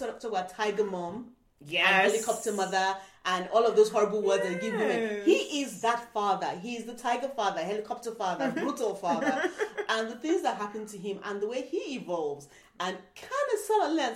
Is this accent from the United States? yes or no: no; Nigeria; we're Nigerian